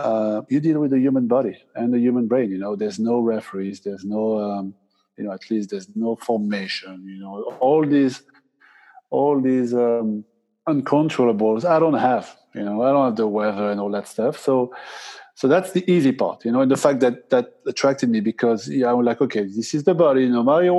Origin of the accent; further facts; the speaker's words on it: Basque Country, Spain; I'm from the Basque Country. I speak Spanish.